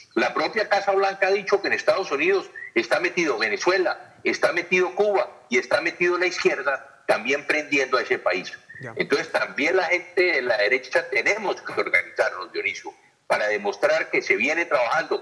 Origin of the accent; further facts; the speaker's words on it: Colombia; Nosotros los colombianos